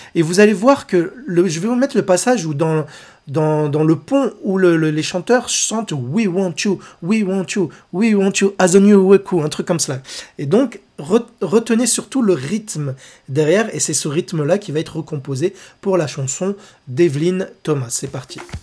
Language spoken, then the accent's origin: French; France; chez nous, en France